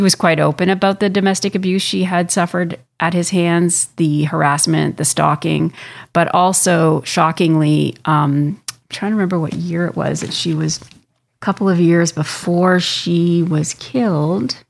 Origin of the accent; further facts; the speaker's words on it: Canada; I'm from Canada. I live here